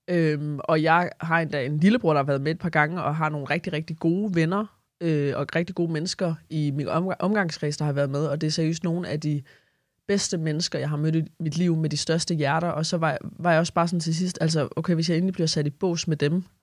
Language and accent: Danish; Southern Denmark, Denmark; Uh, jeg er også Fynbo.